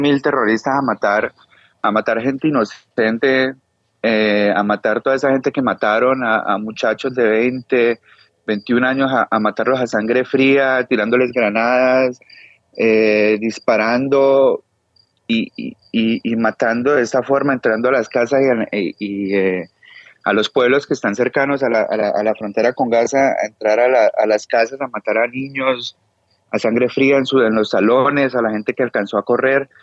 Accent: Cali, Valle del Cauca, Colombia; now in Israel; yo que soy de Cali

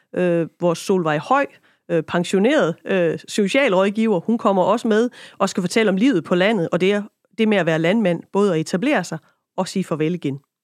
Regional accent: Lemvig, Central Denmark Region, Denmark; now in Kibæk, Denmark; op i Lemvi, øh, er bosiddende nu i Kibæk

